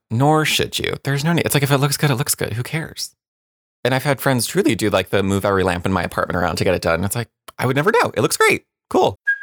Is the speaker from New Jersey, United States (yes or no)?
yes; New Jersey, United States; I grew up in New Jersey.